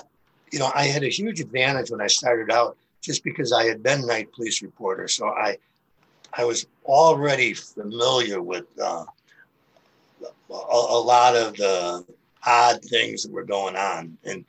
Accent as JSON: {"language": "English", "town": "Chicago", "region": "Illinois", "country": "United States", "tie": "born or raised there", "also_born_or_lived": "Phoenix", "moved": "as an adult", "lives_now": "St. Louis, United States", "said": "I grew up in Chicago"}